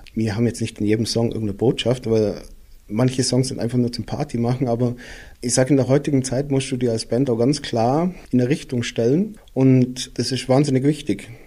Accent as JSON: {"language": "German", "town": "Füssen", "region": "Bavaria", "country": "Germany", "tie": "born or raised there", "moved": "yes", "lives_now": "Austria", "said": "ich bin ja in Füssen geboren und wohne jetzt mittlerweile in Österreich"}